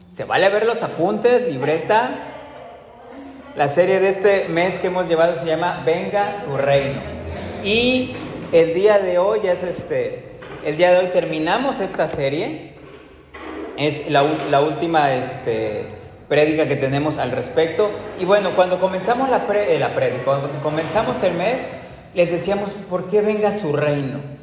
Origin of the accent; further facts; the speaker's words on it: Veracruz, Mexico; dónde naciste, Veracruz, en qué fecha naciste, en el 80